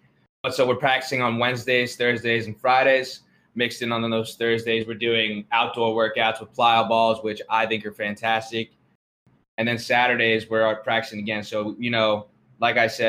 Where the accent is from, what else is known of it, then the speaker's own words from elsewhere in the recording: New Jersey, United States; I'm from New Jersey